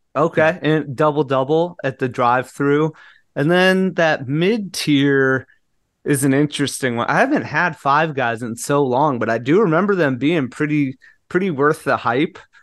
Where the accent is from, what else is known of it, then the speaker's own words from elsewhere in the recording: Southern California, United States; moved away; I grew up in Southern California